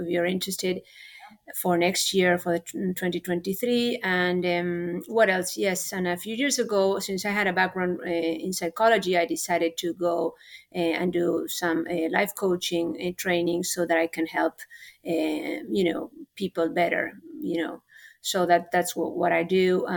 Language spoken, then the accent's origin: English; Argentina; first language Spanish; English is a second language; moved away as an adult; now in Houston, United States; I am from Argentina originally, although I have lived here for, 26 years. So I came a little late. I came when I was 22